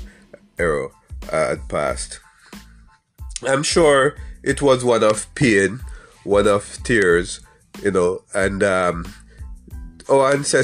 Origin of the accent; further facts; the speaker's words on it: Jamaica; I am from Jamaica